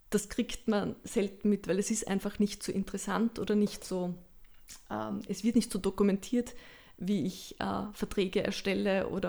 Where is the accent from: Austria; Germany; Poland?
Austria; Lower Austria; hatte da ein sehr schönes Erlebnis in einem Theater im Waldviertel, das ich lange Zeit besucht habe, weil ich komme aus der Gegend.